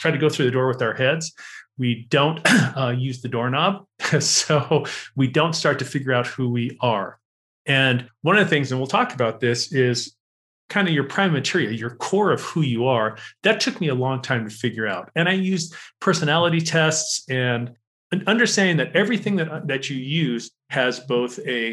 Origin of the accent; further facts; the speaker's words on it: Los Angeles, California, United States; born and bred in Los Angeles, California